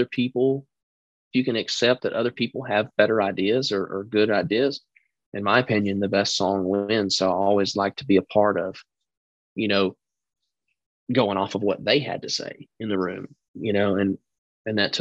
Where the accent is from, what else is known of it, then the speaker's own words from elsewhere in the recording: Texas, United States; moved away; I'm this kid from Texas who's trying to be a star